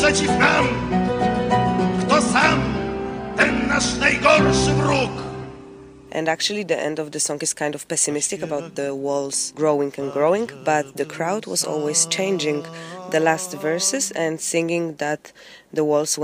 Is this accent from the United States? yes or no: no; Poland; now in Berlin, Germany; I live in Berlin, but I'm from Poland